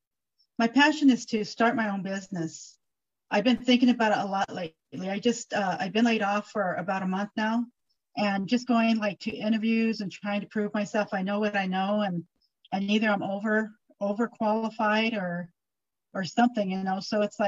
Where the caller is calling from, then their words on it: Colorado Springs, Colorado, United States; I am calling you from Colorado Springs, Colorado.